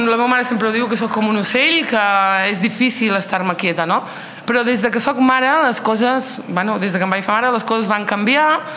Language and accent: Catalan; Olot, Catalonia, Spain; also born or lived in Nador, Morocco; No vaig néixer al Marroc, vaig néixer en un poble de Nador i els meus pares van venir aquí a Olot al 89. Eh, és a dir, que porto aquí molts i molts anys.